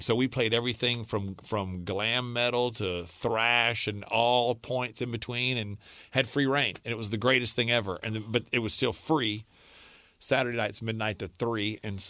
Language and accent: English; Alexandria, United States; I went back to the radio station in my hometown in Alexandria.